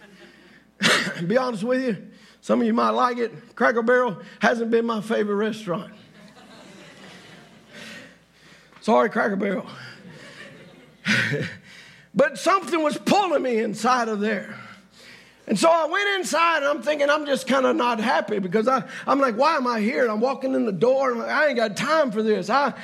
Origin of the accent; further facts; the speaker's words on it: Louisiana, United States; I'm not from here. I'm from Louisiana.